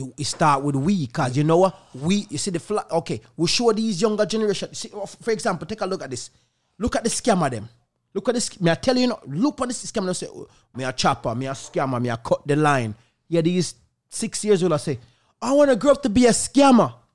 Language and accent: English; Jamaica; Growing up in Jamaica